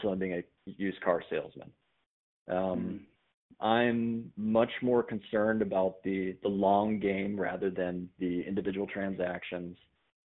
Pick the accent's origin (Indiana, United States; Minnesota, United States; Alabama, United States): Minnesota, United States; also born or lived in North Dakota; I'm a Minnesota guy. I grew up in Minnesota.